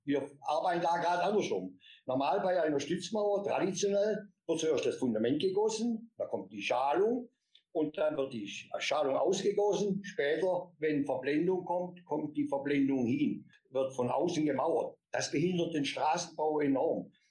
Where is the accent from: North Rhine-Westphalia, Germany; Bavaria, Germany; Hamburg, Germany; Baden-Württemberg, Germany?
Baden-Württemberg, Germany; Swabia; Und ich habe hier die Schulzeit bei uns genossen in ähm, Schwabenland, im beschaulichen Seelauf. Das ist ein kleines Dorfchen am Rande des Schwarzwaldes. Da bin ich behütet aufgewachsen